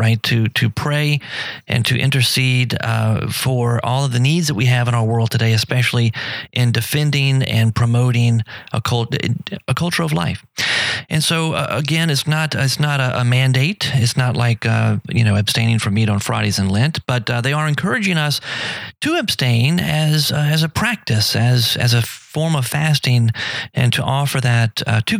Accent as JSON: {"language": "English", "region": "South Louisiana", "country": "United States", "tie": "born or raised there", "said": "I grew up in South Louisiana"}